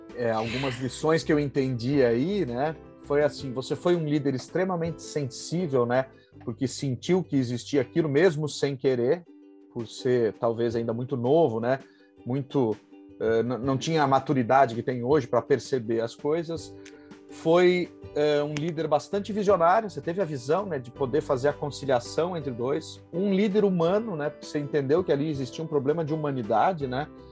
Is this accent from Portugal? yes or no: no; Passo Fundo, Rio Grande do Sul, Brazil; now in São Paulo, Brazil; sou gaúcho de Passo Fundo, residente em São Paulo há mais de 22 anos